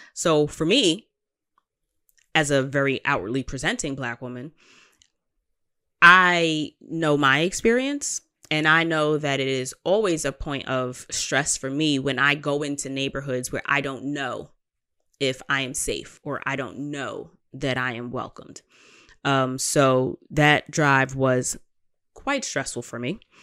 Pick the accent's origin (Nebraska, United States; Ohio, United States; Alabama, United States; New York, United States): New York, United States; as a New Yorker